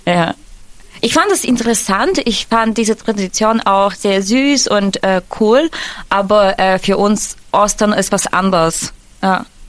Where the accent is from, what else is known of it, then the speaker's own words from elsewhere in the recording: near Lviv, Western Ukraine, Ukraine; German is a second language; now in Germany; ich komme aus der Westukraine